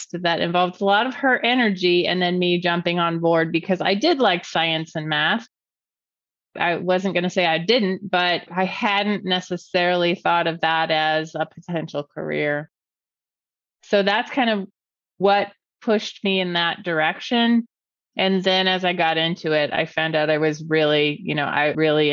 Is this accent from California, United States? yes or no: yes; California, United States; moved away as an adult; also born or lived in Cincinnati, Ohio; I was from California